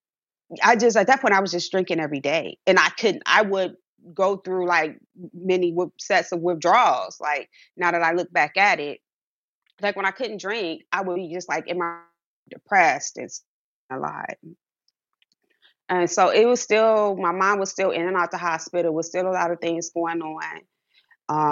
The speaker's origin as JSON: {"language": "English", "town": "Cleveland", "region": "Ohio", "country": "United States", "tie": "born or raised there", "said": "growing up in an inner city in a poverty area, I'm from Cleveland, Ohio"}